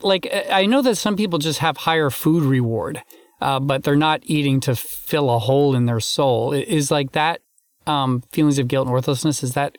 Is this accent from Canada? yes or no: yes; Canada; also born or lived in United States; I'm Canadian and American, so I'm lucky enough to have two Thanksgivings.